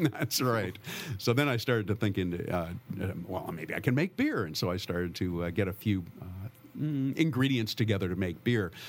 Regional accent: San Francisco Bay Area, California, United States; also born or lived in St. Helena, Napa Valley; I grew up in the San Francisco Bay Area

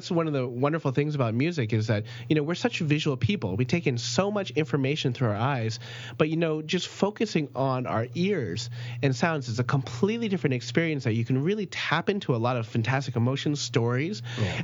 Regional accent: New Jersey, United States; When I was growing up in New Jersey, there's there's fantastic apple farms there.

